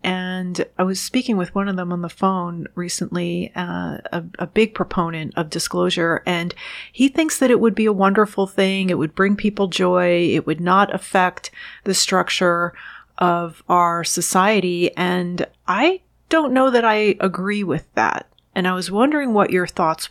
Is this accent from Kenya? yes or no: no; New York City, New York, United States; moved away; also born or lived in Washington, D.C.; I was born and raised in the New York City area and lived outside of Washington, D.C.